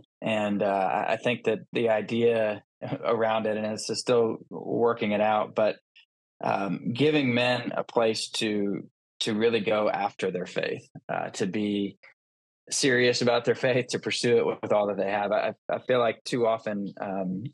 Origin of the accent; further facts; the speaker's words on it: Atlanta, Georgia, United States; I was born in Atlanta, Georgia, and I grew up in a Christian household